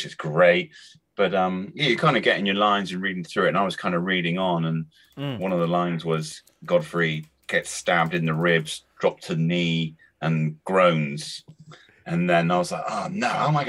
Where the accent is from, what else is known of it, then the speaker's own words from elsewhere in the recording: Cornwall, South West England, United Kingdom; accent: Cornish; my Cornish accent, my lilt